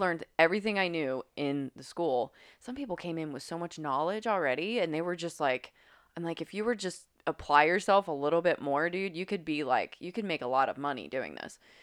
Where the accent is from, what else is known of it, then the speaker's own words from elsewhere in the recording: Grafton, West Virginia, United States; moved away; I grew up in Grafton, West Virginia.